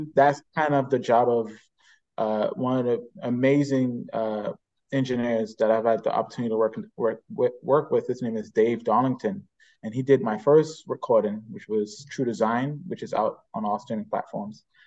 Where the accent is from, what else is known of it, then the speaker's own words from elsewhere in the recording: Bahamas; born and raised in the Bahamas.